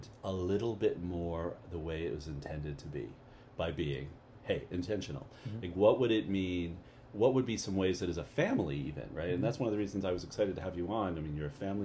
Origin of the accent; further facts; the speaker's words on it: Canada; moved away; maybe I'm from Canada.